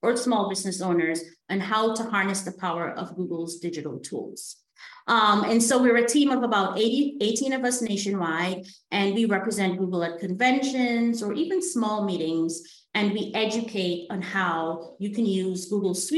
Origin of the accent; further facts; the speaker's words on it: Guyana; we're from Guyana in South America